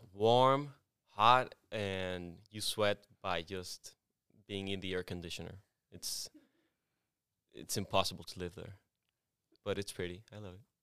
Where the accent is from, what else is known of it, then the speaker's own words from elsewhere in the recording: Culiacán, Sinaloa, Mexico; English is a second language; also born or lived in Tepic, Nayarit, Mexico; now in United States; I lived there until I was six, and then I moved to Culiacán, Sinaloa, which is my, it's my hometown